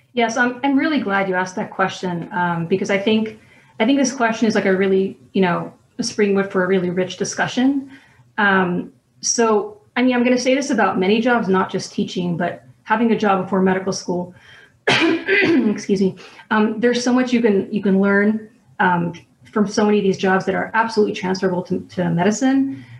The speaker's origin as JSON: {"language": "English", "town": "New York City", "region": "New York", "country": "United States", "tie": "born or raised there", "said": "I grew up in Brooklyn, New York um, in the neighborhood of Borough Park"}